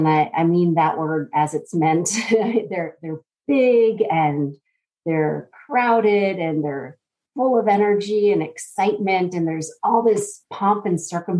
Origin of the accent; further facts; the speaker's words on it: Northern Virginia, United States; moved away as an adult; also born or lived in Columbia, South Carolina; now in Atlanta, United States; I born and raised in Northern Virginia and then moved to South Carolina to go to college.